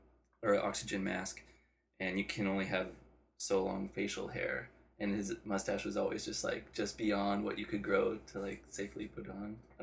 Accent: Reno, Nevada, United States; moved away as an adult; I was born and raised in Reno, Nevada until I was 18.

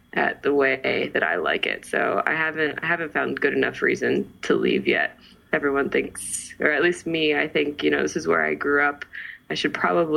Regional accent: San Jose, California, United States; also born or lived in Milpitas / Fremont / Modesto / Livermore; I was born and raised in San Jose

